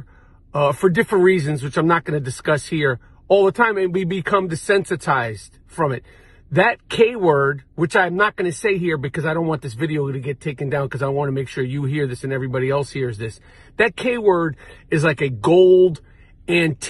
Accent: New York City, New York, United States; Growing up in New York City

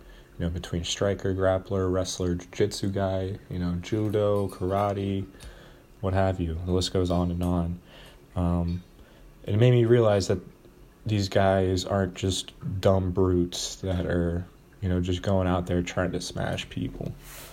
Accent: United States; Even though I'm basically just a normal-ass white American, it's cool to know where your lineage comes from.

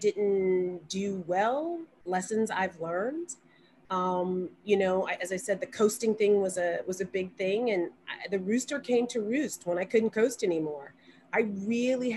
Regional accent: Montgomery, Alabama, United States; I'm from Montgomery, and Selma is only 30 minutes from Montgomery

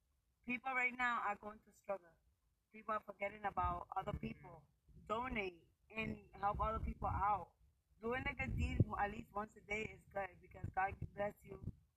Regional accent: Massachusetts, United States; moved away; also born or lived in New York; I'm from the city. I'm from Massachusetts and New York.

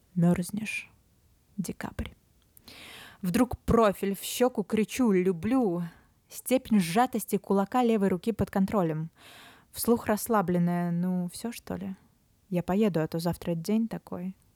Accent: Novosibirsk, Novosibirsk Oblast, Russia; also born or lived in Moscow; now in Sochi, Russia; период карантина, самоизоляции я провела в родном городе Новосибирске с весны

